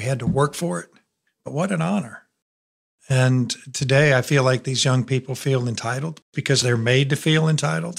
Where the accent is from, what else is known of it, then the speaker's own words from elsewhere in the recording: Elkhart, Indiana, United States; moved away as an adult; also born or lived in Alabama; I was raised in northern Indiana, Elkhart. It's right on the Michigan line